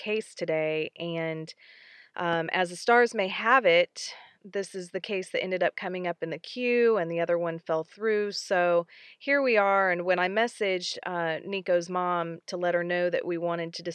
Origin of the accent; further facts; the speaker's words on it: Franklin, Tennessee, United States; it was here in Franklin, which is my hometown